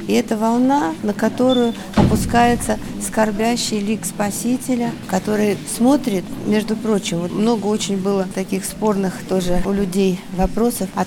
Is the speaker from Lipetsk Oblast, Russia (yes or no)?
no; Krasnodar, Krasnodar Krai, Russia; Из Краснодара, да.